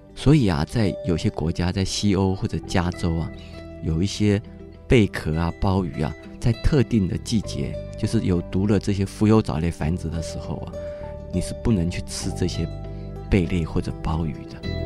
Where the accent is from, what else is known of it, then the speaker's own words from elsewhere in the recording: Taipei, Taiwan; 我是台北人